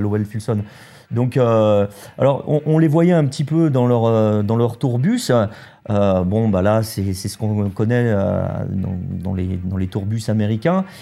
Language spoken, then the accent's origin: French; France; on est français